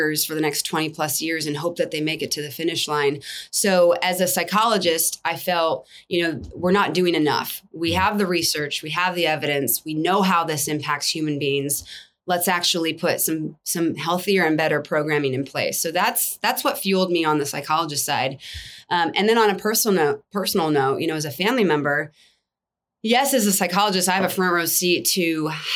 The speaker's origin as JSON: {"language": "English", "region": "Southern California", "country": "United States", "tie": "born or raised there", "moved": "as an adult", "lives_now": "Texas, United States", "said": "I lived in California, born and raised in SoCal"}